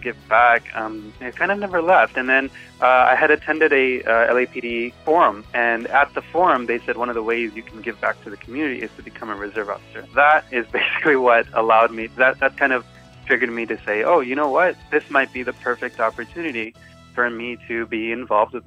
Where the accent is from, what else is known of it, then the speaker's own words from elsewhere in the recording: Los Angeles, California, United States; I grew up actually in Koreatown. So that's where I grew up